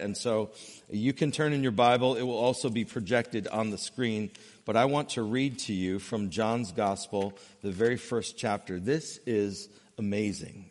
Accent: New England, United States; growing up in New England

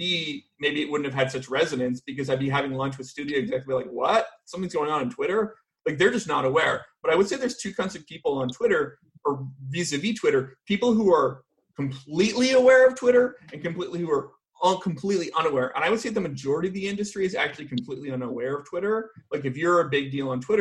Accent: Vancouver, British Columbia, Canada; now in United States; I'm actually from Vancouver

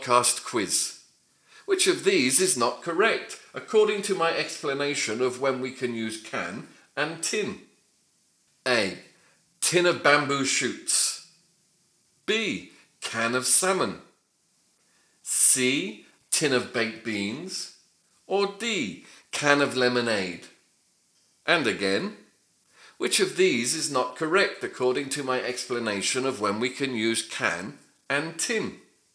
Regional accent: United Kingdom; I'm British

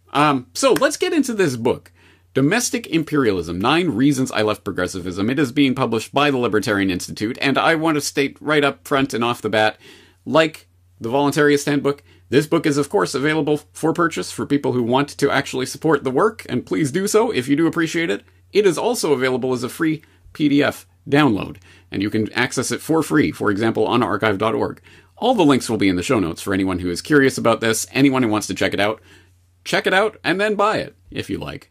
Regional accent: Canada; Myself, as a Canadian, I was brought up in the Canadian indoctrination system

